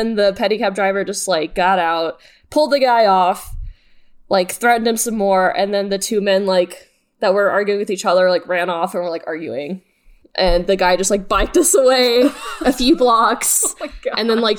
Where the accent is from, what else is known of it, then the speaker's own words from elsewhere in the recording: Austin, Texas, United States; moved away; I'm from Austin, Texas, and when I was still a wee lass. In Austin, Texas, I was high school-aged, at least.